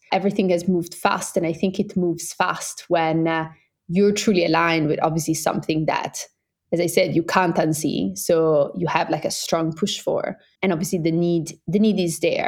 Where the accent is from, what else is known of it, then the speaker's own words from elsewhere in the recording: Italian part of Switzerland, Ticino, Switzerland; moved away as an adult; also born or lived in Oxford; I'm Swiss Brazilian. I grew up in the Italian part of Switzerland.